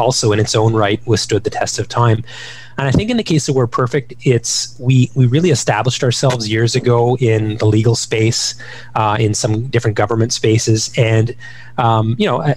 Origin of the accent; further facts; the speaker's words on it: Ottawa, Ontario, Canada; Growing up in Ottawa